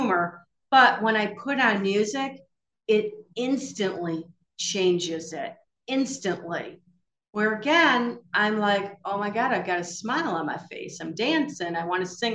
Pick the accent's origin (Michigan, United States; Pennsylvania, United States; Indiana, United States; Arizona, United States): Michigan, United States; I'm from Michigan